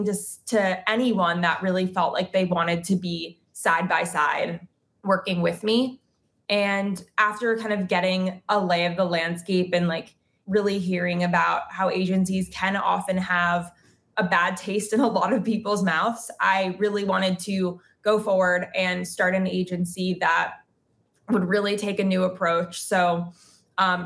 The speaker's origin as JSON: {"language": "English", "town": "New York City", "region": "New York", "country": "United States", "tie": "born or raised there", "moved": "as an adult", "lives_now": "Los Angeles, United States", "said": "I grew up in New York City and I was there pretty much my whole life until 3.5 years ago when I moved to Los Angeles."}